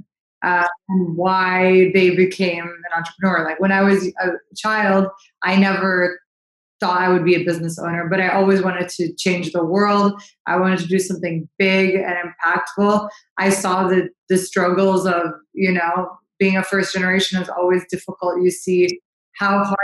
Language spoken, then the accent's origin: English; St. Louis, Missouri, United States; I was born and raised in St. Louis, Missouri.